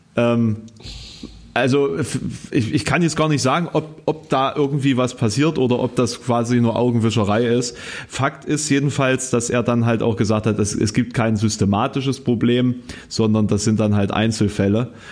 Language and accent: German; Querfurt, Saxony-Anhalt, Germany; now in Halle, Germany; ich habe ja kein hallisches Kennzeichen, ähm, sondern hm. quasi aus meiner Heimat eins